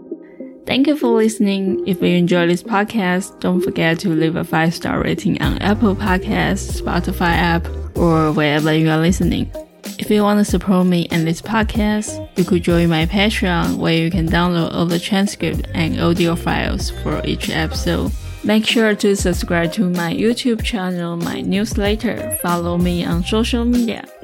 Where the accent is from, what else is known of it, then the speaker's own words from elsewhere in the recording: Sanxia, New Taipei, Taiwan; 我对新北市也没有认同感，我觉得就是三峡。